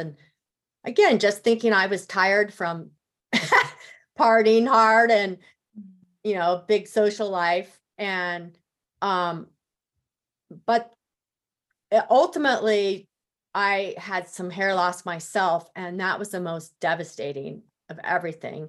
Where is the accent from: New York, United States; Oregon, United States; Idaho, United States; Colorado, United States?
Colorado, United States; Denver; moved away as an adult; I moved back to my hometown of Denver